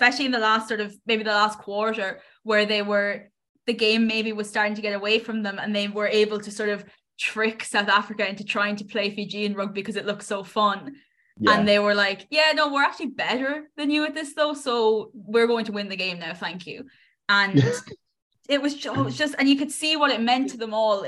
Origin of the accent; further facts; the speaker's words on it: Ireland; I'm an Irish person who can't really speak Irish